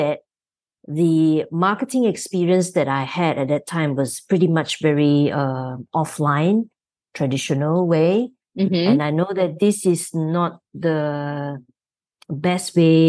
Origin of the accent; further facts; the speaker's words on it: Malaysia; So I'm from Malaysia, so I'm on the other side of the world.